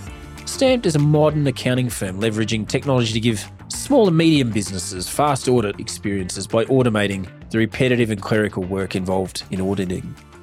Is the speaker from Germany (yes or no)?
no; Australia; moved away as an adult; As an Aussie, not knowing much about the game and now being here 10 years